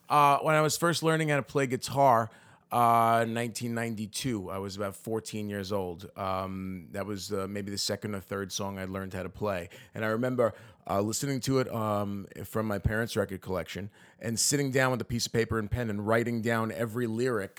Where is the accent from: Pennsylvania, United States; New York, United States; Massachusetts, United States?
New York, United States; New York City; the Bergen Beach area that I grew up in was definitely, like, a, a, a very Italian neighborhood